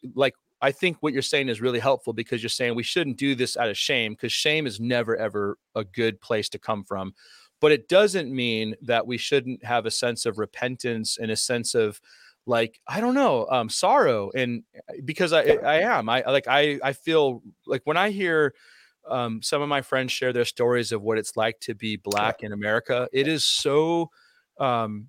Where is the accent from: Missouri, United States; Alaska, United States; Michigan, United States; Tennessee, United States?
Alaska, United States; Anchorage; growing up in Alaska, which is really, a lot of people don't realize, Anchorage, Alaska is very diverse